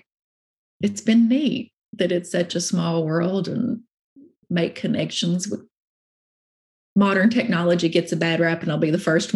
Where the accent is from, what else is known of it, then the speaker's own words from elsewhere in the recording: Virginia, United States; I'm from Virginia